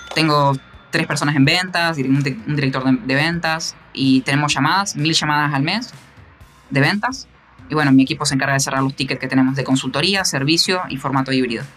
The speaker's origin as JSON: {"language": "Spanish", "town": "Concepción del Uruguay", "region": "Entre Ríos", "country": "Argentina", "said": "yo soy argentino"}